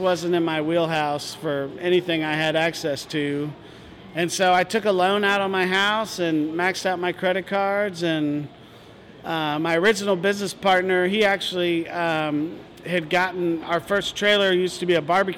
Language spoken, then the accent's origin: English; Northern Virginia, United States; also born or lived in Richmond, Virginia; I was born in Richmond and grew up just outside of D.C. in Northern Virginia.